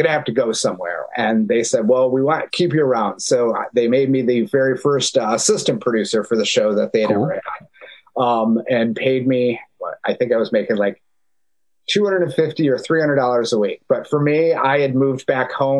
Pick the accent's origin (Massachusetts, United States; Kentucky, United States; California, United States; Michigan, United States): Michigan, United States; Detroit; moved away; I grew up in Detroit, Michigan.